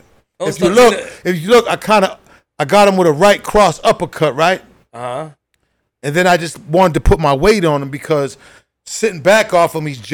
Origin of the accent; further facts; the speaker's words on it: Boston, Massachusetts, United States; also born or lived in Bronx, New York; I grew up in Boston